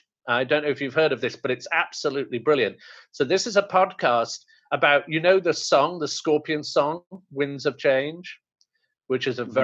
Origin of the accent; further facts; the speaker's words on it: India; I'm Indian